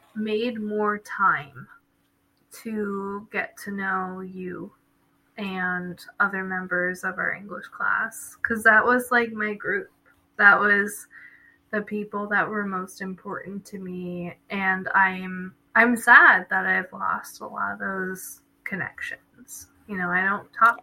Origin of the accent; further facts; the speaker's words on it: New Jersey, United States; moved away; also born or lived in Nazareth; I'm from Jersey, but I came to Nazareth